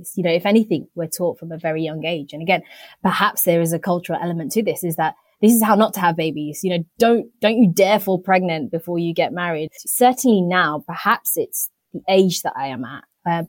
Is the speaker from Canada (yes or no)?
no; United Kingdom; I'm a British born Indian